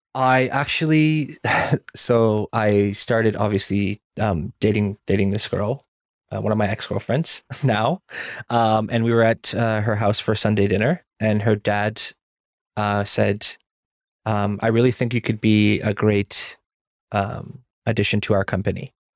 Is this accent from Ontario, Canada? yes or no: yes; Burlington, Ontario, Canada; also born or lived in Iran; I spent most of my life in Burlington, Ontario, where I went to school